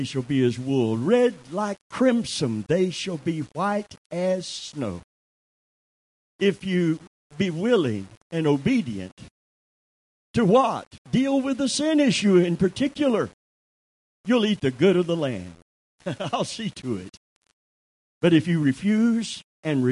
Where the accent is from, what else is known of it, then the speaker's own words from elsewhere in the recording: Kentucky, United States; I'm from Kentucky